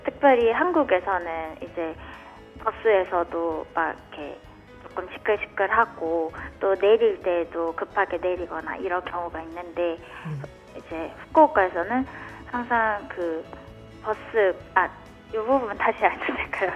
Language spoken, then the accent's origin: Korean; Busan, South Korea; moved away as an adult; now in Fukuoka, Japan; 제가 고향이 부산인데요